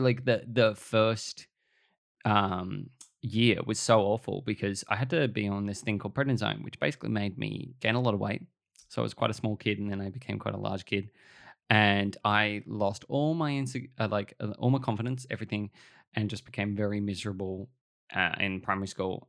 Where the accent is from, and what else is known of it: Australia